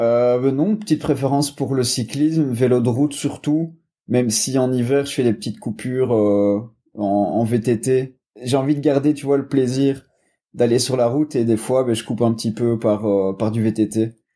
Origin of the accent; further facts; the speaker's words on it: Belgium; je viens de Belgique